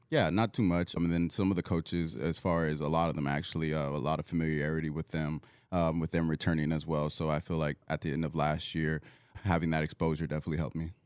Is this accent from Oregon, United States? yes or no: no; Southern California, United States; moved away; I'm originally from Southern California